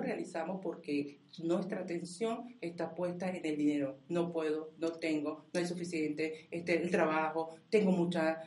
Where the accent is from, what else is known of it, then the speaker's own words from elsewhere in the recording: Venezuela; yo soy venezolana